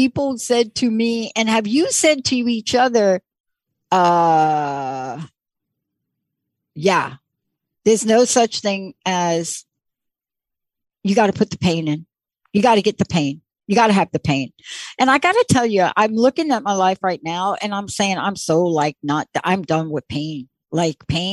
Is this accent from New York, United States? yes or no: yes; New York, United States; I grew up in the East Coast and in New York